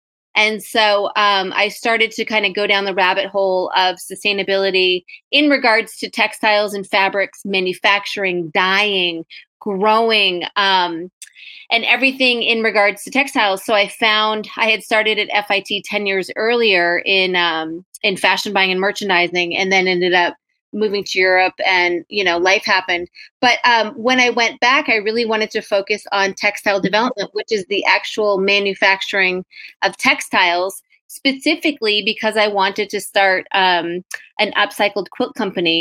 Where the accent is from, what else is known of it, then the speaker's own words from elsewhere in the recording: New Hampshire, United States; also born or lived in San Antonio, Texas; now in Brattleboro, United States; We moved here a few years ago from San Antonio, and we are originally from New Hampshire.